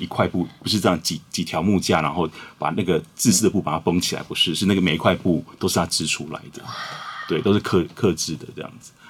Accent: Huatan, Changhua County, Taiwan; 我也是在花坛长大的

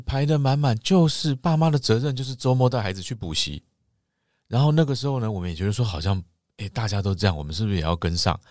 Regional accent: Taiwan; 就像我们台湾人不是礼貌性地打招呼都会问，“你吃饱了没

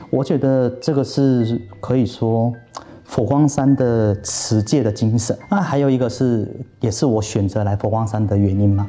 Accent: South Korea; Chinese is a second language; moved away as an adult; now in Taiwan; 我是个韩国人

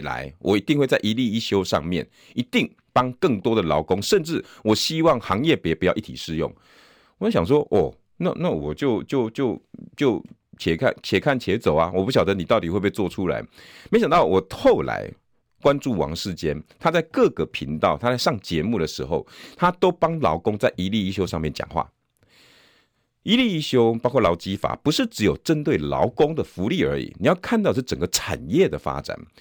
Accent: Taiwan; 我们台湾人将何去何从？

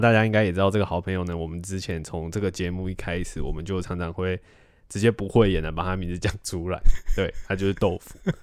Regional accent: Taiwan; 身为台湾人

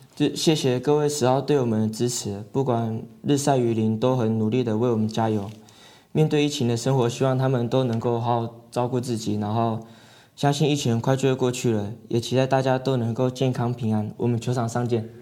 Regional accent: Taiwan; 小时候是在外婆家长大的这样子

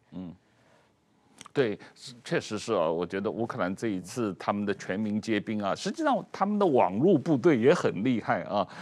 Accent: China; moved away; 小时候都是在中国长大的

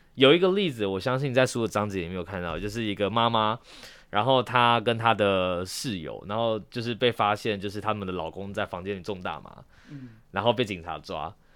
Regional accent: Taiwan; 我们台湾人思维中所认知的日常

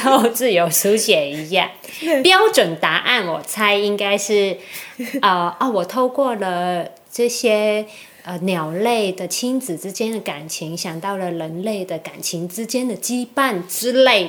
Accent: Macau; now in Taiwan; 我爸妈是在澳门嘛，我嗯。在澳门出生，家人全部都在澳门，只有我来台湾

